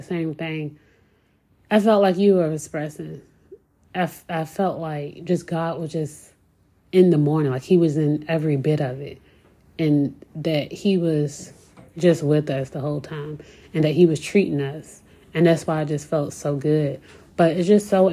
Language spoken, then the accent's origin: English; Virginia Beach, Virginia, United States; growing up in Virginia Beach, I'm used to the beach